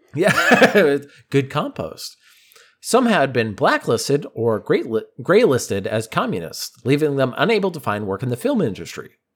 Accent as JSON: {"language": "English", "town": "Boston", "region": "Massachusetts", "country": "United States", "said": "we're from Boston"}